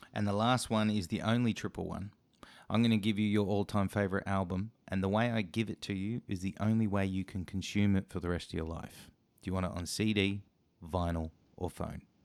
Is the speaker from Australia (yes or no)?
yes; Australia; as a Aussie podcast show